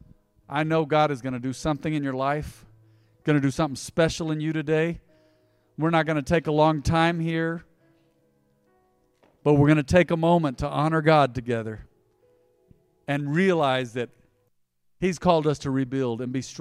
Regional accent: United States; We were raised on the South Side. There's a kinship of those that were raised on the South Side here

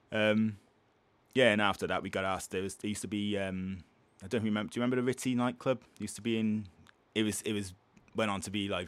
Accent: Cardiff, Wales, United Kingdom; I'm a Fordy from St. Mellon's.

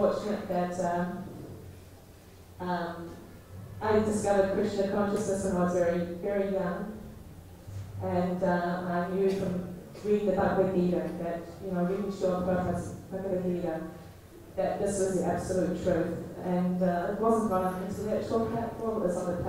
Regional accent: New Zealand; moved away as an adult; also born or lived in London; I'm from New Zealand originally.

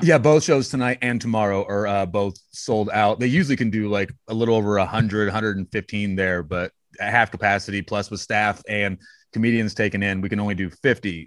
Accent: Westville, Illinois, United States; now in Champaign, United States; born in, uh, a town called Westville, Illinois, which is by Danville

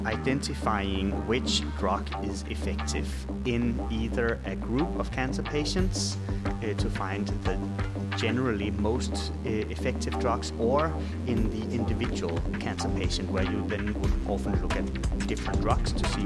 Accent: Denmark; English is a second language; moved away as an adult; now in Sweden; I'm originally from Denmark, but moved to Sweden in 2006 when I started doing my PhD at the Karolinska Institute.

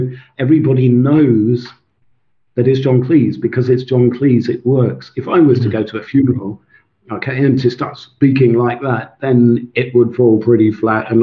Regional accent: Suffolk, East of England, United Kingdom; first language Swedish; English is a second language; also born or lived in Sweden / Scotland; I grew up in Suffolk

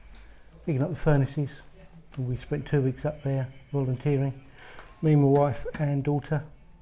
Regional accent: London, United Kingdom; Obviously, I'm not from Yorkshire. I'm from London

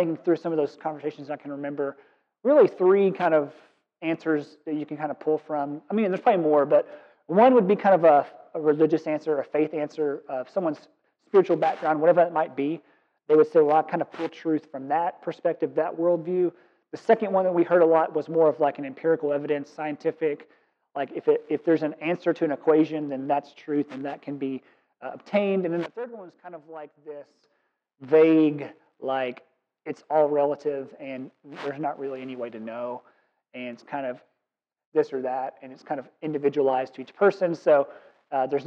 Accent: Kentucky, United States; moved away; Born and raised in Kentucky, and I'm proud of it

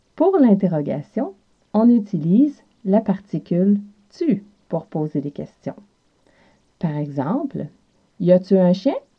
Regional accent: South Shore of Montreal, Quebec, Canada; accent: Quebec; j'ai l'accent de l'Amérique du Nord, plus spécifiquement du Québec et plus spécifiquement de la région de la rive sud de Montréal, d'où je suis originaire.

